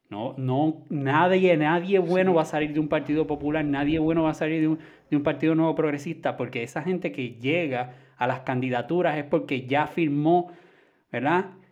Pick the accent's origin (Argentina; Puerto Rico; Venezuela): Puerto Rico; tú sabes cómo somos los puertorriqueños.